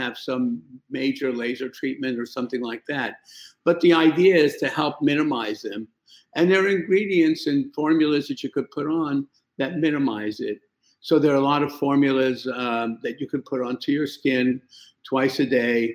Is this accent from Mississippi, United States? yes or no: no; New York, United States; moved away as an adult; also born or lived in Iraq; I came to New York. I was 7 years old. And basically, I lived in New York until I went to medical school when I was in my early 20s